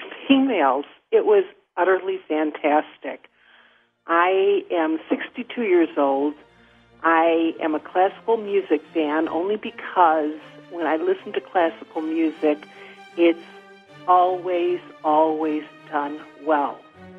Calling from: Chicago, Illinois, United States; I'm from Chicago.

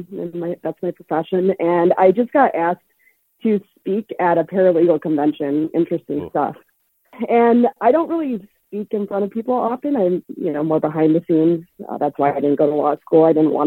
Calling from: Grand Rapids, Michigan, United States; Grand Rapids, Michigan.

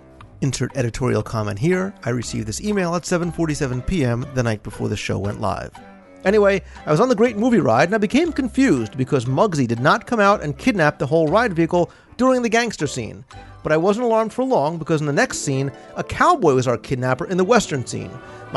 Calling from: Netherlands; I'm from the Netherlands, and we don't tip anybody. I know in the USA a 15% tip is considered normal, but how do you leave it behind for housekeeping?

